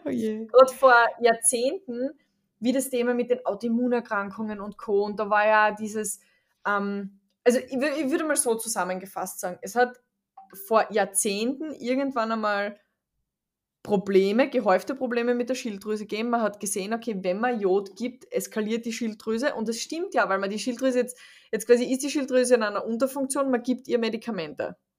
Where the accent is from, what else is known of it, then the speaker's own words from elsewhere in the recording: Austria; ich komme aus Österreich